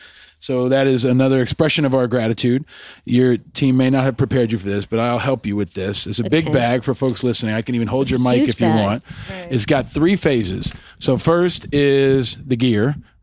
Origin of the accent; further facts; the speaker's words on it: New York, United States; I grew up in New York, of course.